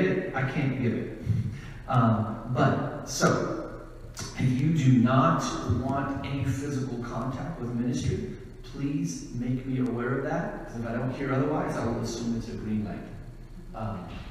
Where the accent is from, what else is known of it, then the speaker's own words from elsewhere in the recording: Ankeny, Iowa, United States; I am from Ankeny, Iowa, just on the north edge of our capital, Des Moines, Iowa.